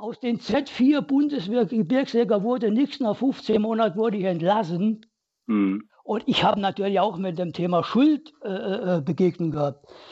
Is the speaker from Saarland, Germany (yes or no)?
yes; Saarland, Germany; ich bin im Kohlen, im Bergbaumilieu des Saarlandes aufgewachsen